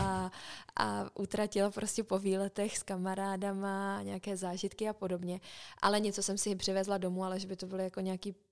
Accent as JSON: {"language": "Czech", "country": "Czechia", "moved": "as an adult", "said": "jsem z Česka"}